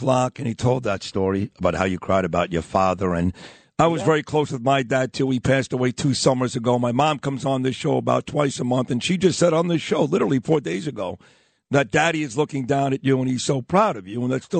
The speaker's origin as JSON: {"language": "English", "town": "New York City", "region": "New York", "country": "United States", "tie": "born or raised there"}